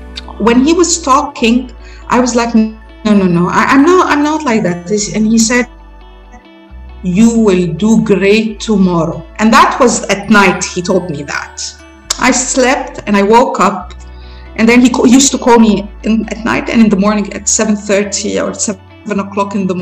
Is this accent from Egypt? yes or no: yes; Egypt; We're traveling from Egypt, young delegation from Egypt, from our university